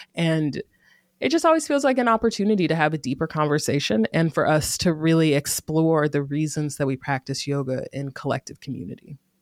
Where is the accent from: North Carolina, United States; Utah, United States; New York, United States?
North Carolina, United States; Greensboro; moved away as an adult; also born or lived in Durham, North Carolina; now in Oakland area, California, United States; I grew up in Greensboro, North Carolina, and I spent the last decade ab, in Durham, North Carolina